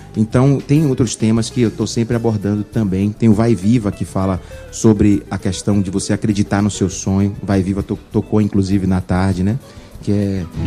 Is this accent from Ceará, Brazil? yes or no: no; Bahia, Brazil; nós somos baianos, nós sabemos onde o calo aperta e eu tenho muito orgulho de ter nascido na Bahia, de ser nordestino